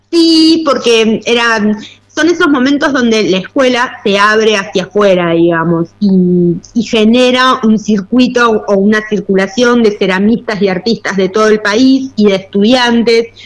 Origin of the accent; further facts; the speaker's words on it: Mendoza, Argentina; now in Mar del Plata, Argentina; en realidad vivo en Mar del Plata hace ya muchos años, soy mendocina de origen.